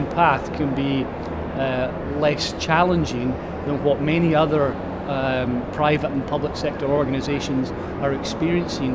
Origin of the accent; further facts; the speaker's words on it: Highlands of Scotland, United Kingdom; also born or lived in Taiwan; I was born in the Highlands of Scotland and lived there all my life, albeit I spent a year in Taiwan for quite a while